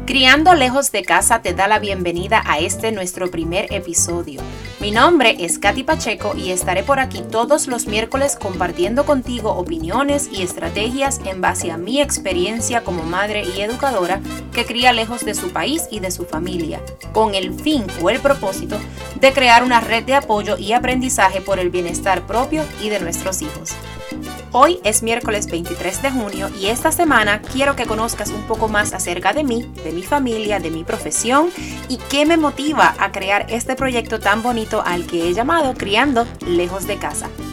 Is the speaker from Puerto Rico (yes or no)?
yes; Puerto Rico; moved away as an adult; now in Georgia, United States; yo soy puertorriqueña, nacida y criada en Puerto Rico